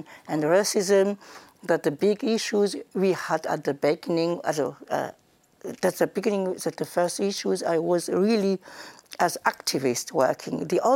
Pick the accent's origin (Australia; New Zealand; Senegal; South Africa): Senegal; moved away as an adult; also born or lived in Bamako, Mali / France; now in Germany; I grew up in Senegal. I was born in Mali, in Bamako